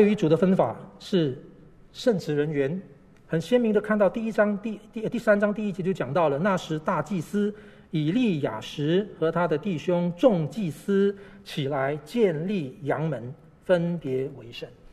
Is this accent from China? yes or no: no; Malaysia; now in Taipei, Taiwan; 在马来西亚长大